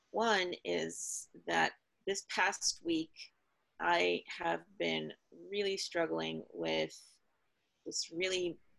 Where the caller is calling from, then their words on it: Pasadena, California, United States; I'm in Pasadena, California.